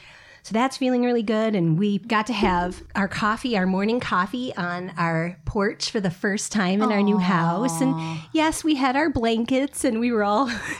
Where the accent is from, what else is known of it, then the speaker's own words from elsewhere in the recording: Iowa, United States; moved away; I remember even just growing up in Iowa